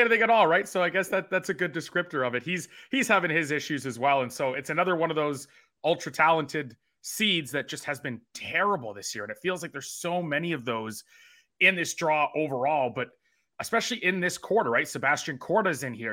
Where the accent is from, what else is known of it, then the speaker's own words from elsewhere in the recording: Canada; I am Canadian